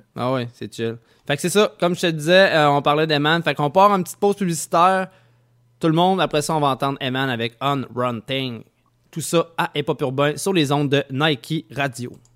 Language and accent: French; Saint-Nicolas, Quebec, Canada; je viens de Saint-Nicolas